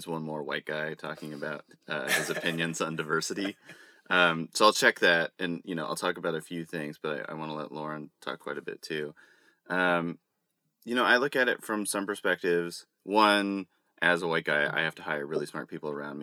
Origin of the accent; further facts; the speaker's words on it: Texas, United States; I'm a guy from Texas